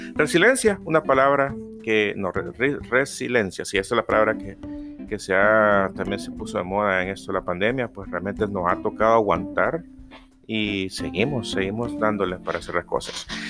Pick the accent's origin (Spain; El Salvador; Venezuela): El Salvador; acá en mi país, El Salvador